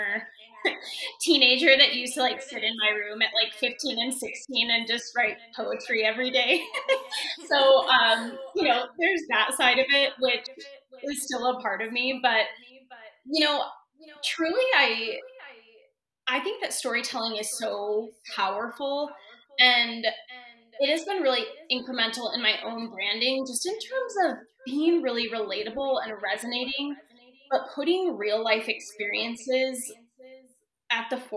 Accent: Wyoming, United States; moved away as an adult; also born or lived in Denver, Colorado; I'm moving back to my hometown in small town Wyoming

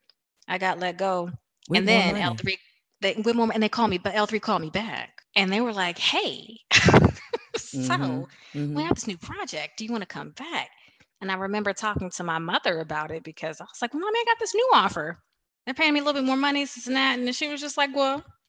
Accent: Washington, District of Columbia, United States; I was born in Washington, D.C.

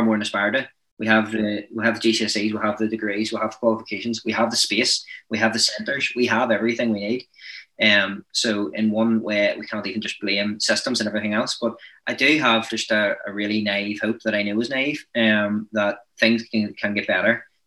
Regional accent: Northern Ireland, United Kingdom; I'm from Northern Ireland

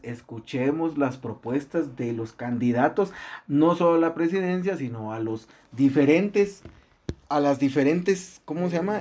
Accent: Guatemala; nosotros como ciudadanos guatemaltecos, eh, eh, eh, como población guatemalteca

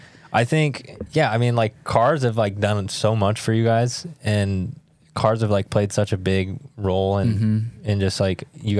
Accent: Roswell, New Mexico, United States; So I grew up in southern New Mexico, Roswell, New Mexico.

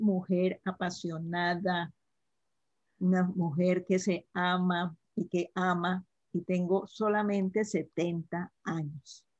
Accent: Cali, Valle del Cauca, Colombia; yo nací en Cali, Colombia, soy de Cali, Colombia, y en un hogar con cuatro hermanas

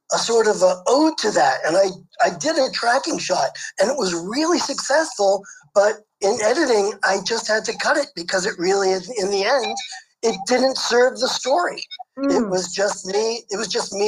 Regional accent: New York City, New York, United States; moved away as an adult; also born or lived in Los Angeles; I grew up in Brooklyn, New York

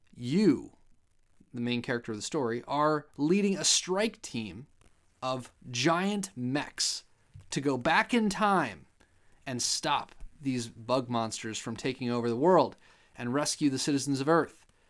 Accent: Ohio, United States; I'm from Ohio

